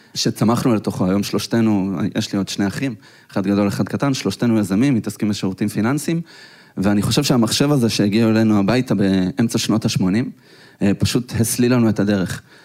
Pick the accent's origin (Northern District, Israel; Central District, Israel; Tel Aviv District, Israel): Central District, Israel; Petah Tikva; אנחנו גדלנו בשכונה לא כל כך טובה, פתח תקווה